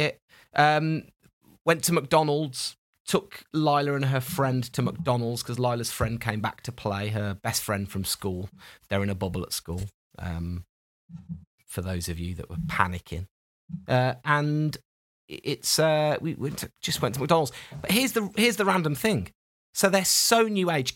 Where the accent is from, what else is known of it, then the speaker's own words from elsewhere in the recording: United Kingdom; We're so British